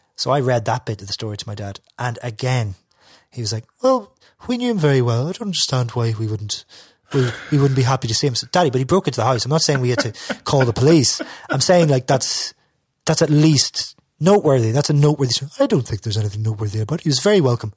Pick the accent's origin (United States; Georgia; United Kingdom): United Kingdom; Derry, Northern Ireland; I'm from Derry.